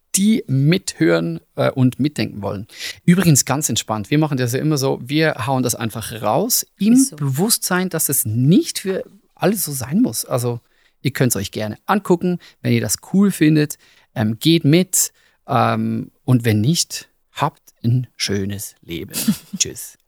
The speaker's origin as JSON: {"language": "German", "country": "Switzerland", "said": "wir als Schweizer"}